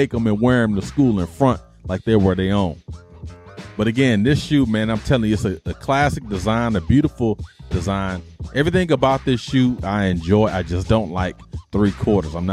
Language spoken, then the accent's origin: English; Detroit, Michigan, United States; I grew up in Detroit